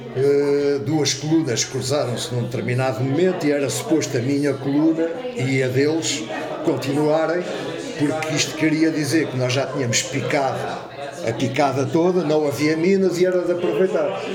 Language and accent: Portuguese; Lisbon, Portugal; moved away as an adult; now in Alcaide, Portugal; eu nasci em Lisboa. Eu sou Lisboeta de Gema